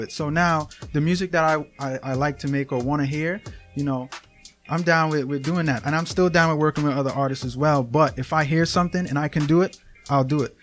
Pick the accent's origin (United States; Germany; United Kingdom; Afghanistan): United States; New York City, New York; now in Schenectady, United States; I'm from Brooklyn, New York